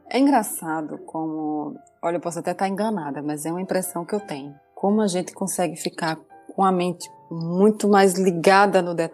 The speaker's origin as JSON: {"language": "Portuguese", "region": "Northeast Region", "country": "Brazil", "said": "por ser mulher, eu passei problemas por ser nordestina, que eu"}